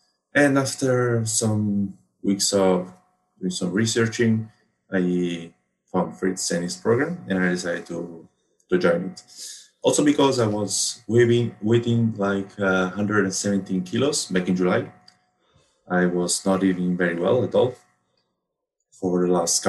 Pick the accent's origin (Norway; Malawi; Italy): Italy; Rome, Lazio; I come from Rome, Italy